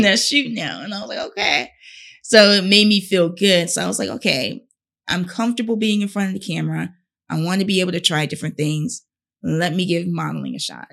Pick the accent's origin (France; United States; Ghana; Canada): United States; Fayetteville, North Carolina; I'm from Fayetteville, North Carolina